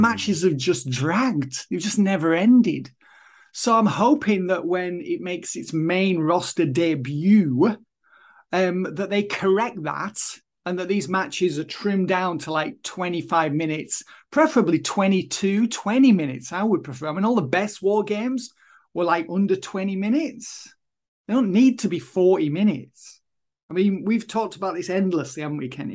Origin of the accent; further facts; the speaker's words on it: Kendal, North West England, United Kingdom; it was the only job i could get anyway in kendall my hometown at the time